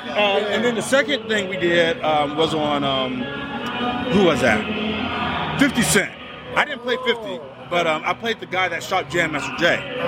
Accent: Dallas, Texas, United States; moved away as an adult; also born or lived in South Korea; now in San Antonio, United States; I'm originally from the Dallas-Fort Worth area.

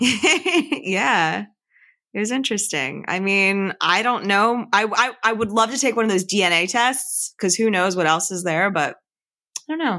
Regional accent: Philadelphia, Pennsylvania, United States; I was born in Chestnut Hill. I grew up in Chestnut Hill. I lived in Chestnut Hill till I was about ten years old, and I lived around this area

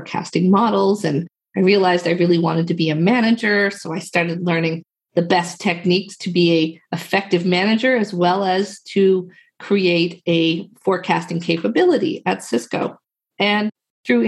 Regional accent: Newfoundland and Labrador, Canada; I am from Newfoundland, Canada.

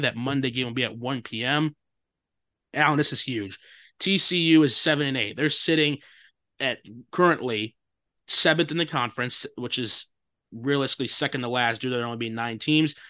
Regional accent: Chicago, Illinois, United States; my hometown Chicago Bears

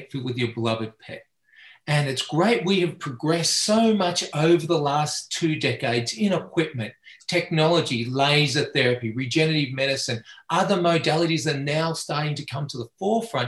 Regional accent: Australia; moved away as an adult; now in United States; I have a funny accent. And so I'm Australian by birth and education. And I came out to the United States back in 2010

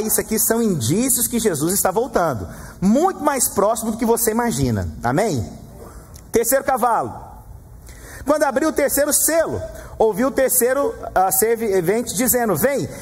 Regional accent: Goiás, Brazil; No Brasil, no Goiás, eu sou de Goiás

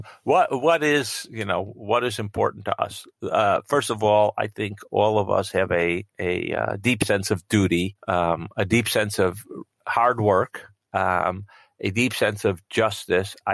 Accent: Israel; born there; before I was born, my parents moved to Israel. Um, and I was born in Israel soon after they arrived.

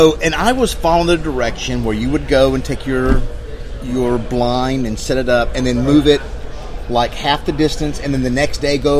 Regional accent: Oklahoma, United States; also born or lived in Blytheville, Arkansas; We're from Oklahoma.

